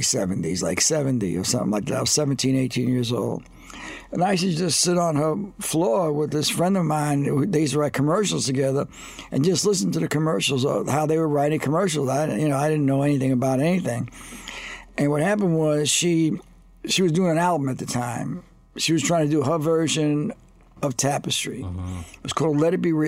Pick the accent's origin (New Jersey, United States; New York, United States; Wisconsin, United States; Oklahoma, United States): New York, United States; New York City; I was born in Brooklyn, New York, 1953. My dad was a longshoreman.